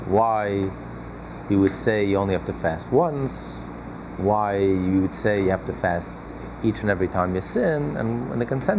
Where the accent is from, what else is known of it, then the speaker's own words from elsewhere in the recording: United States; we're all American